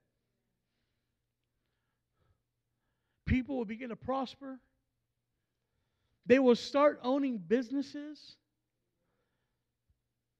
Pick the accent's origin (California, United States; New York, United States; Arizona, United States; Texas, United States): Texas, United States; I'm from Texas